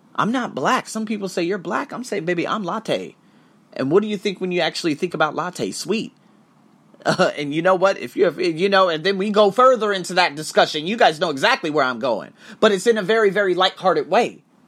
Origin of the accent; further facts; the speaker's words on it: United States; I'm American